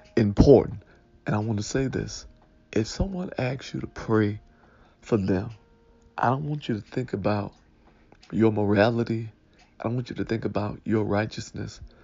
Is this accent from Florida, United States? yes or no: no; Detroit, Michigan, United States; I was raised in Detroit, right by Seven Mile and uh, Lasser